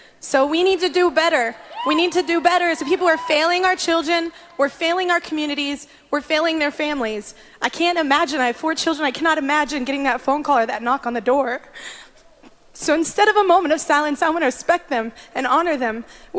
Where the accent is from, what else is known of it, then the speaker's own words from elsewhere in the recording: Texas, United States; I'm a Texas girl, and my home state has had so much heartbreak over this past year.